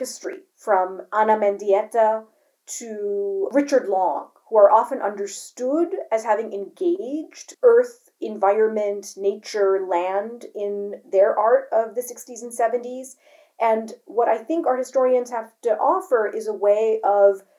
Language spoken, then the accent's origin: English; Delhi, India; moved away; my happiest memories of growing up in Delhi